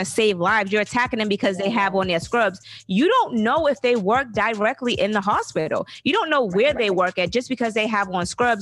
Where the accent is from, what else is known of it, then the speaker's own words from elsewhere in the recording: the South, United States; I'm from the South.